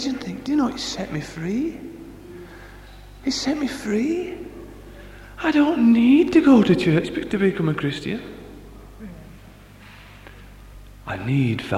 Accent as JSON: {"language": "English", "town": "Barnsley", "region": "Yorkshire and the Humber", "country": "United Kingdom", "said": "I come from Barnsley as well"}